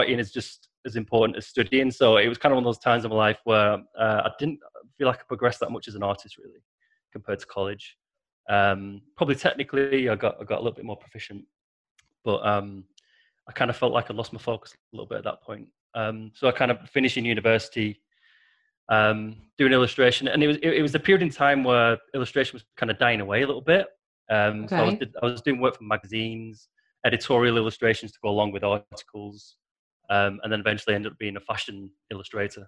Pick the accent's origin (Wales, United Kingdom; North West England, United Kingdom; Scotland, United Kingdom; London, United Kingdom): North West England, United Kingdom; Preston; I'm from Preston originally, and Manchester's about 30 miles from where I live in the north of England